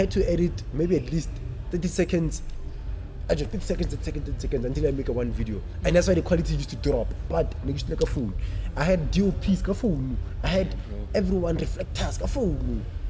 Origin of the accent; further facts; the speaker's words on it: Northam, Limpopo, South Africa; moved away; I'm based here. I'm not from here. Hey. I'm from Northam. I'm from Limpopo.